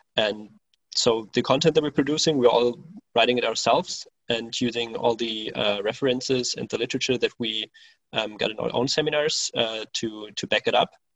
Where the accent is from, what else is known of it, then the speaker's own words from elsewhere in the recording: Berlin, Germany; moved away as an adult; now in Cologne, Germany; I'm originally from Berlin, so the capital of Germany, and back in 2014, I moved to Cologne